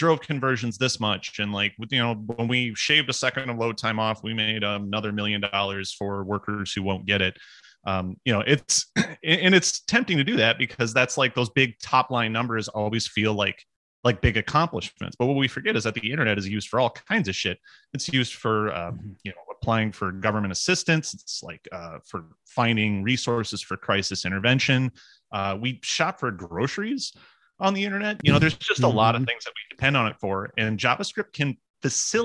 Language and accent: English; Iowa, United States; now in Minnesota, United States; I'm from Iowa